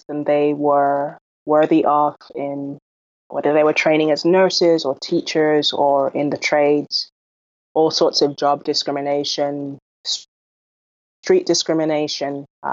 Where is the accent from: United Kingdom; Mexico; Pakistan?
United Kingdom; London; moved away; also born or lived in Jamaica / West Texas; I was born in London, England, to Jamaican parents